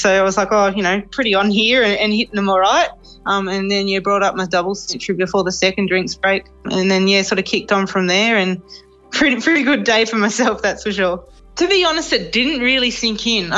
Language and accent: English; Canberra, Australian Capital Territory, Australia; moved away; Born and bred in Canberra